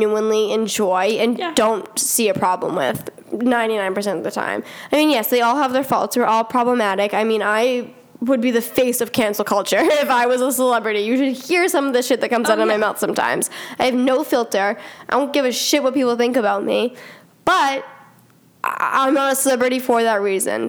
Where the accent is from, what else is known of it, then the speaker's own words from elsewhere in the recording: Stoneham, Massachusetts, United States; I'm also a substitute teacher in my hometown, which is quite wild because I'm 18 and I literally just left the halls of Stoneham High